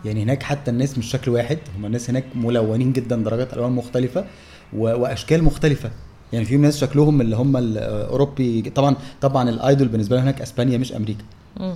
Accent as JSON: {"language": "Arabic", "country": "Egypt"}